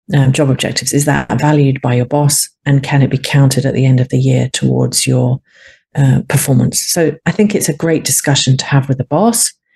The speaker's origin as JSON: {"language": "English", "country": "United Kingdom", "said": "I'm a Brit"}